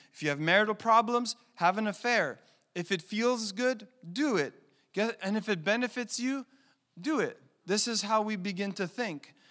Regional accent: Montreal, Quebec, Canada; I was born in Montreal. I'm the son of, uh, immigrant parents from Italy

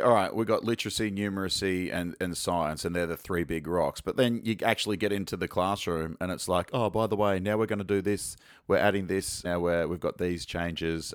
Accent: Sunshine Coast, Queensland, Australia; I'm from the Sunshine Coast

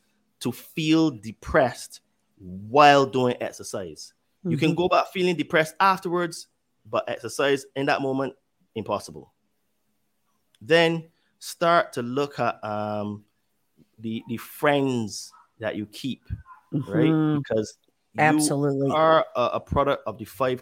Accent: United Kingdom; I'm British

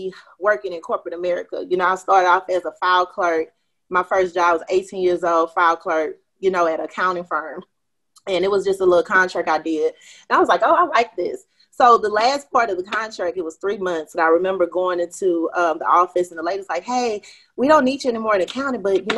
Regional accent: Houston, Texas, United States; I'm from Houston, Texas, a.k.a. H-Town. You know, born and raised here. Haven't lived anywhere else.

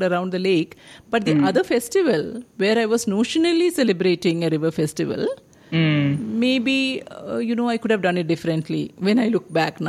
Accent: Kerala, India; moved away as an adult; now in Bangalore, India; I grew up in Kerala.

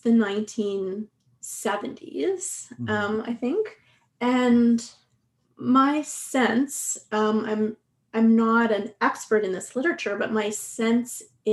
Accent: Quebec, Canada; now in Vancouver, Canada; I'm originally from Quebec, and so I was very young when the, you know, the Quiet Revolution was taking place

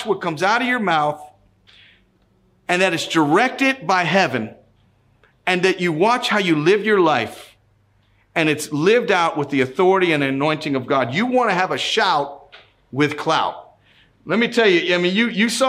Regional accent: Youngstown, Ohio, United States; I'm from Youngstown, Ohio.

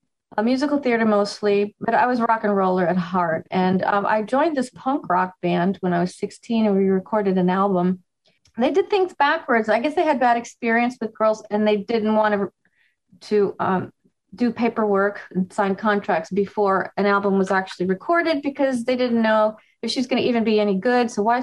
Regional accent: Miami, Florida, United States; born or raised there; also born or lived in New York

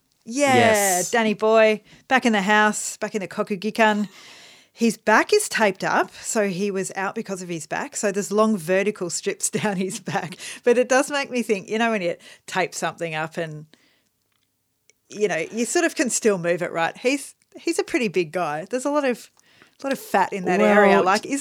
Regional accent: Australia; As an Australian who likes cricket, I shouldn't be talking about sandpaper.

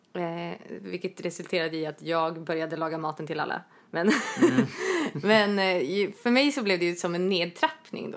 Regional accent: Norrland, Sweden; Jag är norrlänning

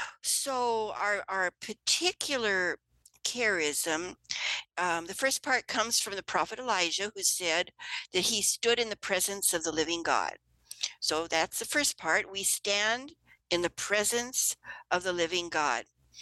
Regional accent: Ireland; Well, being Irish, if you want me to stop, just go like this or something, because I can really get into it.

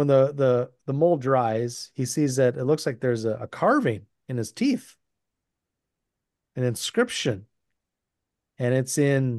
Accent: West Central Minnesota, United States; You know, I grew up in the boonies, West Central Minnesota, and my hometown had a Red Owl grocery store until about the early 90s

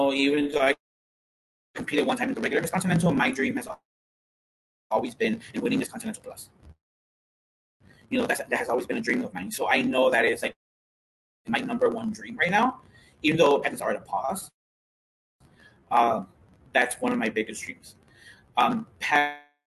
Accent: Chicago, Illinois, United States; I grew up in Huma Park, a lot of my friends were Puerto Rican

